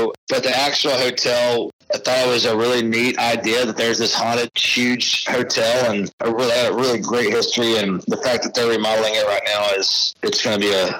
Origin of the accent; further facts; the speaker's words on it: Tyler, Texas, United States; also born or lived in College Station, Texas / Lubbock, Texas; I grew up in Tyler, Texas, and I moved to College Station in seventh grade. So I was only in College Station from seventh grade to high school. But yeah, I was in Tyler, Texas before that.